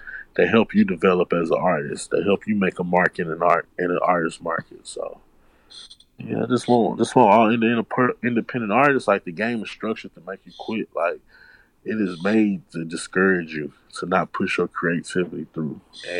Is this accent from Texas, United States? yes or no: yes; Houston, Texas, United States; I'm from Houston.